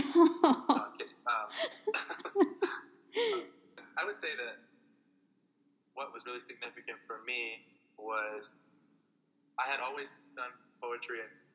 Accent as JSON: {"language": "English", "town": "Casa Grande", "region": "Arizona", "country": "United States", "tie": "born or raised there", "said": "my hometown, Casa Grande, Arizona"}